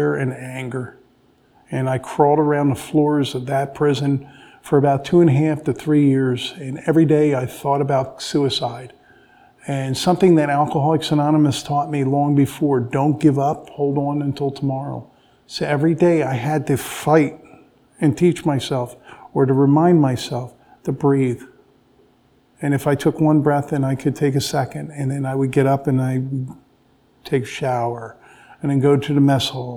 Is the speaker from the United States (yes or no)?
yes; Drexel Hill, Pennsylvania, United States; I grew up in Drexel Hill, Pennsylvania.